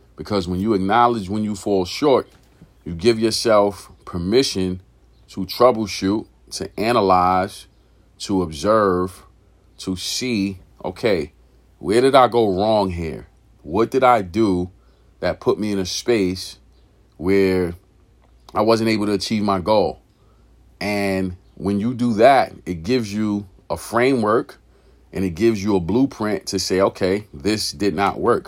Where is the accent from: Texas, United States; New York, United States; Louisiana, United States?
New York, United States; New York City; moved away as an adult; also born or lived in California; growing up in that environment, growing up in East New York, pink houses, uh, in the eighties, nineties